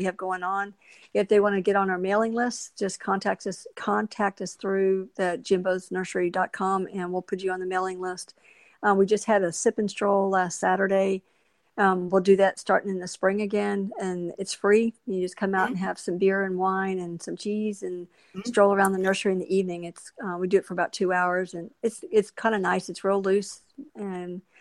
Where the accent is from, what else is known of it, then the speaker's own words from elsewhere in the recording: La Porte, Texas, United States; I grew up over in La Porte